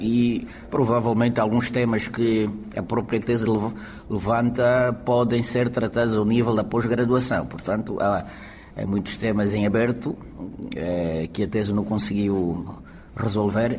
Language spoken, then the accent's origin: Portuguese; Angola; now in Portugal; nós dizemos o alembamento